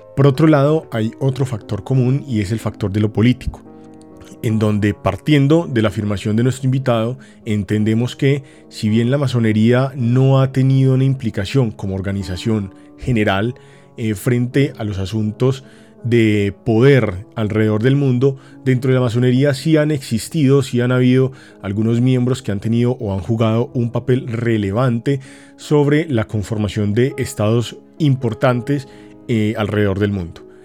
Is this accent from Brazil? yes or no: no; Colombia